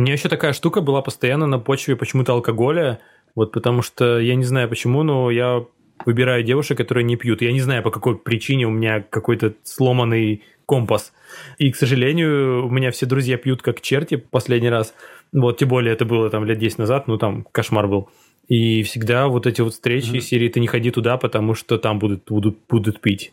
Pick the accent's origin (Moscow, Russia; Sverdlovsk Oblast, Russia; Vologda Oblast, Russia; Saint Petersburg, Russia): Vologda Oblast, Russia; Cherepovets; moved away; в моем родном городе, где очень узкая комьюнити, и где, типа, друзья, ну, в смысле, друзья твои, друзья твои девушки, это, типа, ну, весь череповец